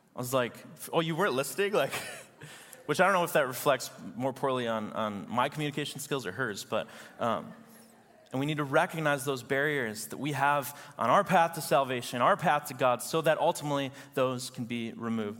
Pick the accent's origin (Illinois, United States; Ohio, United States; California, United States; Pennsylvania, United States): Illinois, United States; Chicago; I'm from Chicago